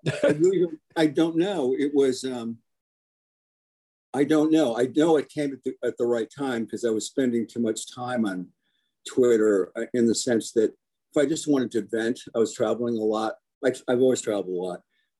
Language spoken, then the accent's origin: English; Cincinnati, Ohio, United States; also born or lived in Washington, D.C. / Aberdeen, Maryland / Chevy Chase, Maryland / Grand Rapids, Michigan; And I was born in DC, but I grew up in Aberdeen, Maryland, Chevy Chase, Grand Rapids, Chicago, two different times, Detroit. And then we ended up in the promised land of Cincinnati.